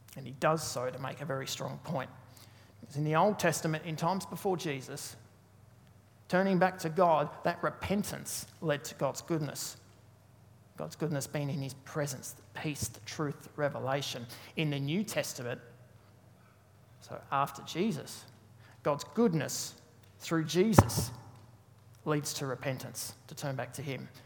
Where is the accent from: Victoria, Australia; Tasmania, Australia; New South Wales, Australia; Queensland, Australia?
Tasmania, Australia; I'm from Tasmania